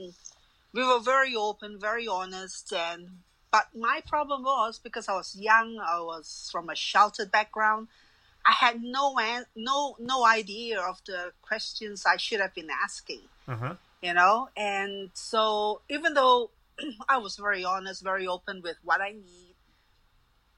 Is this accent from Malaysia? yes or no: yes; Malaysia; moved away; I'm from Malaysia